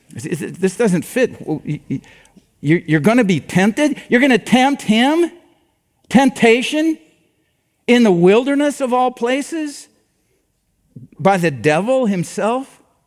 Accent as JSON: {"language": "English", "region": "Iowa", "country": "United States", "said": "I'm from Iowa"}